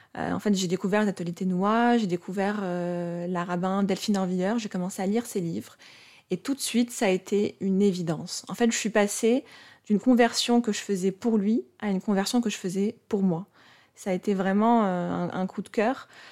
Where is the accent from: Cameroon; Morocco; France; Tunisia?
Morocco; je suis née au Maroc, et du coup, je suis née musulmane, puisqu'au Maroc, de naissance, on est musulman ou juif